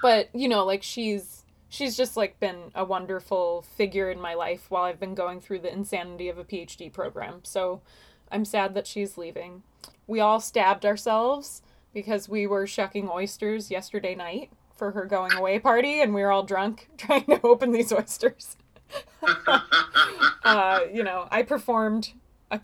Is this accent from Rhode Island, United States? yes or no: no; Long Island, New York, United States; I grew up on Long Island